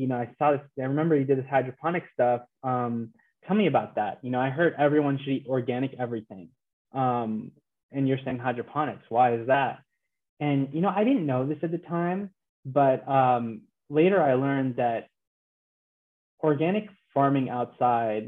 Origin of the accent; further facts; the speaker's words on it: Los Angeles, California, United States; moved away; also born or lived in Houston; I'm a Los Angeles native